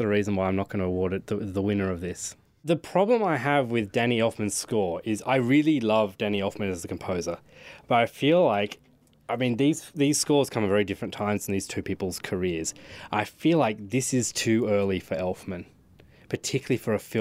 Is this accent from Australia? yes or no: yes; Australia; as an Australian